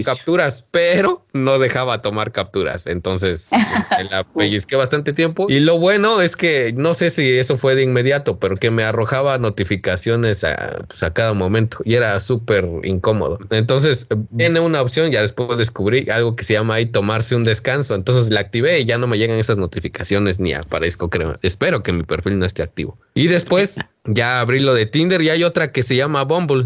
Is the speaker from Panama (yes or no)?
no; Mexico; en el pueblo del cual yo soy oriundo, que es este la paque